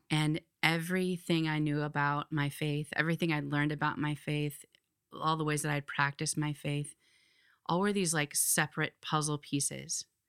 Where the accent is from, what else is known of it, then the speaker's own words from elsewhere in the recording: Iowa, United States; moved away as an adult; now in Philadelphia, United States; I grew up in Iowa